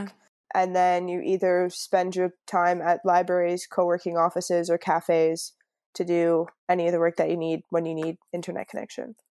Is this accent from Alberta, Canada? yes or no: no; Niagara Falls, Ontario, Canada; moved away as an adult; also born or lived in Field, British Columbia / Fremantle, Australia; now in Byron Bay, Australia; I'm from Niagara Falls, so it's, like, right on the border